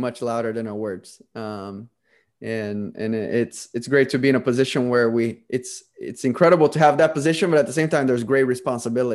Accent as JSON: {"language": "English", "country": "Brazil", "moved": "yes", "said": "I'm originally from Brazil"}